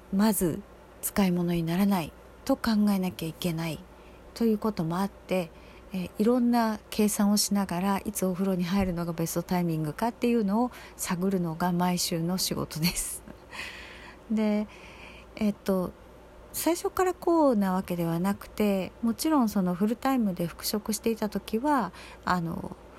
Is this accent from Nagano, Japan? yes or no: no; Osaka, Japan; moved away as an adult; 私はずっとその大阪とかで育って暮らしてきた期間が長いので